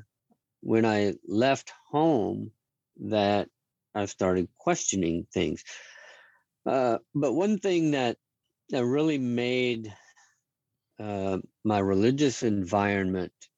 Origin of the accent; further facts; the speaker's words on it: Dallas, Texas, United States; I was raised in Dallas, Texas, a small suburb in the Dallas area